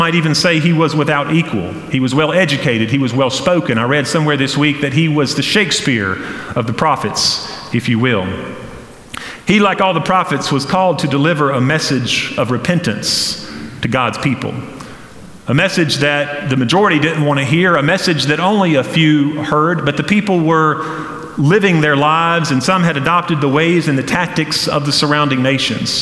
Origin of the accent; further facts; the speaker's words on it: Flat Rock, North Carolina, United States; Growing up in Western North Carolina in Flat Rock, where I did